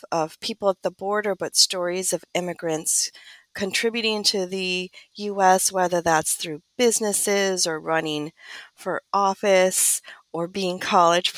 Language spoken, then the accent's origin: English; Chicago, Illinois, United States; moved away as an adult; now in Los Angeles, United States; I'm also from Chicago, but now I live in Los Angeles. I've been here for around 7 years.